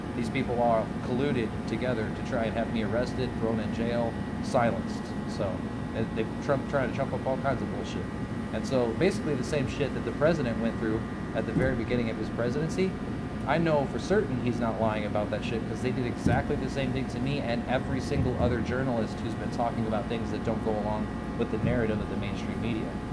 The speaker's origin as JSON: {"language": "English", "region": "Colorado", "country": "United States", "tie": "born or raised there", "also_born_or_lived": "Grand Junction, Colorado", "moved": "as an adult", "lives_now": "New York, United States", "said": "I'm from Colorado. Okay. I'm born and raised out there"}